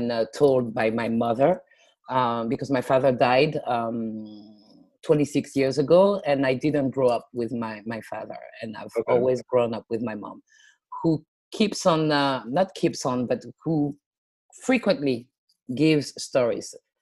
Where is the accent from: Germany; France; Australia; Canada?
France; Paris, Île-de-France; English is a second language; also born or lived in United States; I was born in France. I was born in Paris. I grew up in the Paris, the greater Paris area